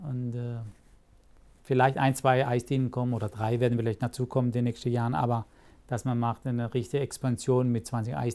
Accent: Rastatt, Baden-Württemberg, Germany; Ich bin hier {S0} in Rastatt {S1} geboren, gebürtiger Rastatter, fühle mich ja sehr wohl. Das ist meine Heimat.

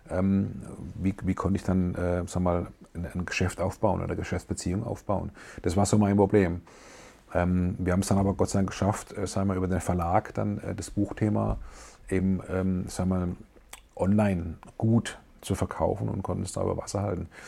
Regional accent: Karlsruhe, Baden-Württemberg, Germany; moved away; also born or lived in Frankfurt / Düsseldorf; also Karlsruhe und, und, und, Baden war ja lange meine Heimat. Mhm. Aber mich hat es schon früh, vor knapp 10, 15 Jahren, rausgezogen in die Welt.

